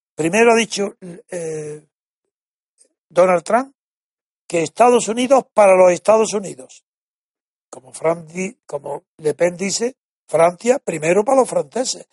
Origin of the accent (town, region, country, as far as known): Spain